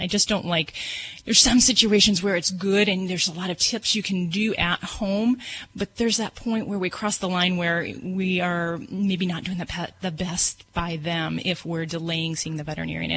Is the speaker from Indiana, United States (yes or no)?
yes; Hammond, Indiana, United States; I'm from Hammond, Indiana.